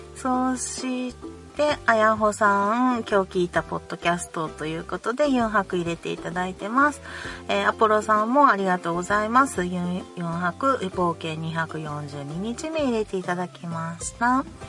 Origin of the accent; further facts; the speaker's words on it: Kansai, Japan; 関西人やからね